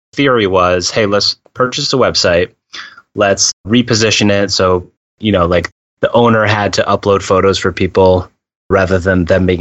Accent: Massachusetts, United States; I'm from Massachusetts

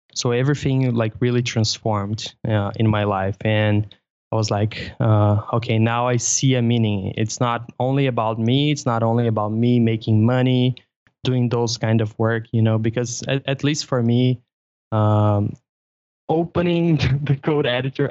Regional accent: Brazil; English is a second language; I'm from Brazil

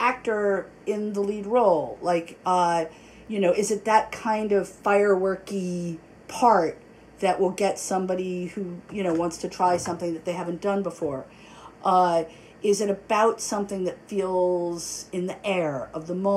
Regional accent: New York City, New York, United States; I grew up in New York City.

